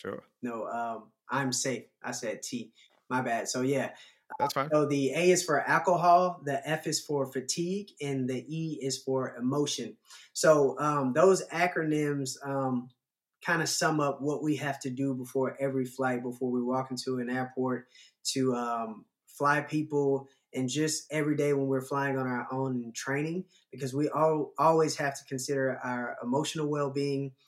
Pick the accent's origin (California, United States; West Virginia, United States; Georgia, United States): Georgia, United States; Atlanta; growing up in Atlanta